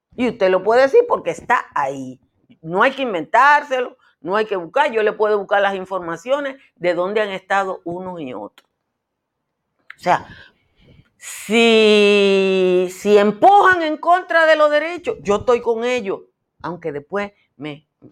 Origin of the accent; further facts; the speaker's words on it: Nizao, Peravia, Dominican Republic; nosotros los campesinos, yo soy de Nizao